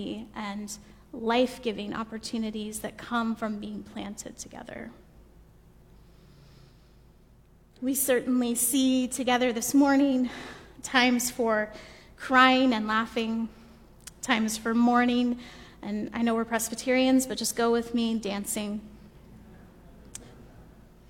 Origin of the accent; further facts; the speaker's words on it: the South, United States; now in Pasadena, United States; a white woman from the South